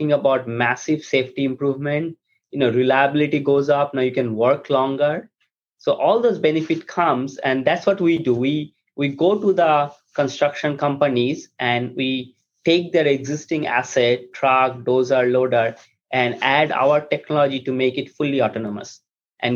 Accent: India; moved away as an adult; now in United States; I grew up in India. I came to US after my undergraduate

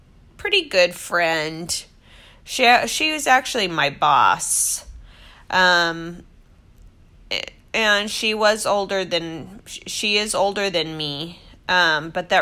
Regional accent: Washington, United States; moved away as an adult; also born or lived in Newport Beach, California; I was born and raised in Washington State

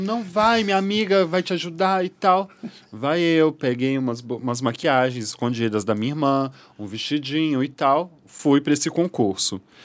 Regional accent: Belo Horizonte, Minas Gerais, Brazil; moved away as an adult; now in Rio de Janeiro, Brazil; Eu sou mineira, de Belo Horizonte

